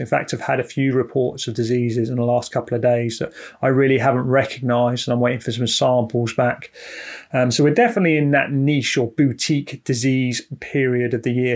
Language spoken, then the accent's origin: English; United Kingdom; We're British